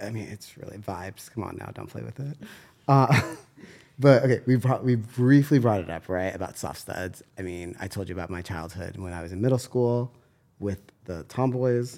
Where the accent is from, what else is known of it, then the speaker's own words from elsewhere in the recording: San Diego, California, United States; I'm from San Diego